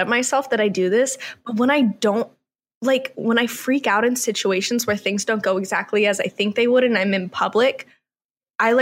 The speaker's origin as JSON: {"language": "English", "region": "Georgia", "country": "United States", "tie": "born or raised there", "moved": "yes", "lives_now": "Los Angeles, United States", "said": "I grew up in Georgia"}